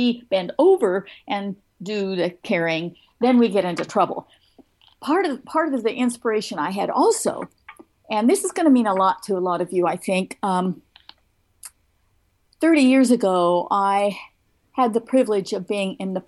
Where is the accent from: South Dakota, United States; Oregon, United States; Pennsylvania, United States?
Oregon, United States; moved away; also born or lived in North Carolina; I came from Oregon. I went to University of Oregon.